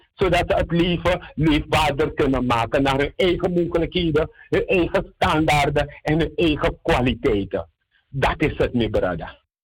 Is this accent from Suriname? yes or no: yes; Suriname; we eigenlijk als Surinamers